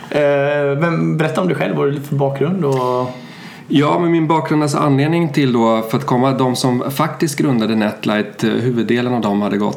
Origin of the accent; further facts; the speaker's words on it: Sweden; also born or lived in Germany; Jag är ju svensk. Mina föräldrar flyttade till Tyskland på 70-talet och där hamnade jag.